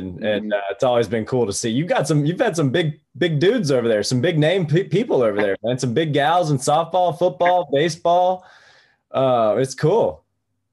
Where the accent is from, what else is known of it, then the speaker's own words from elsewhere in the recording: Greenville, South Carolina, United States; also born or lived in Atlanta; I grew up in Greenville, so it was near home